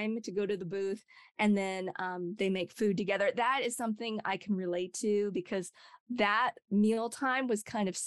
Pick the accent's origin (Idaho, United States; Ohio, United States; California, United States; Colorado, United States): Idaho, United States; I grew up in Idaho, of all places